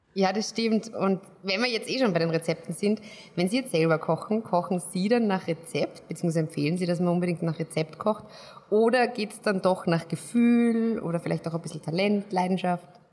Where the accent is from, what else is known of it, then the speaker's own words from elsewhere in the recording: Austria; als Österreicher